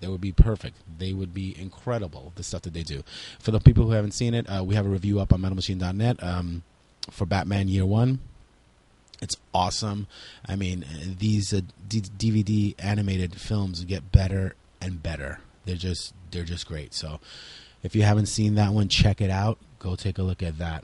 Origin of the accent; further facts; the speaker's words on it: New York City, New York, United States; we are from New York City